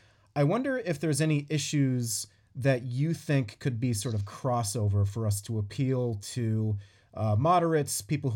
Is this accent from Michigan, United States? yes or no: no; Massachusetts, United States; moved away as an adult; also born or lived in New York; because I'm from Massachusetts and I grew up in Massachusetts and then I lived in New York for 11 years.